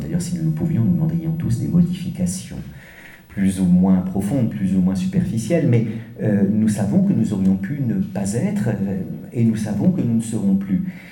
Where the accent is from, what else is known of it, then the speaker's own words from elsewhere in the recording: France; accent: French; pardonnez mon accent français